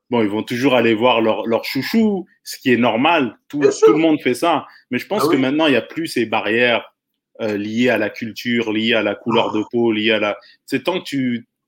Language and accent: French; Quebec, Canada; on est francophone, on est québécois, mais la pire erreur qu'on puisse faire, c'est de rester à Montréal.